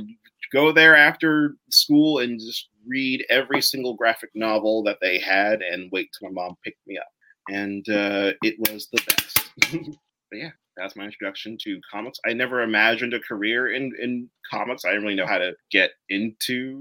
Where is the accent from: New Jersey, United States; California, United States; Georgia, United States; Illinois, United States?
New Jersey, United States; Hunterdon County; I was born and raised in New Jersey in Hunterdon County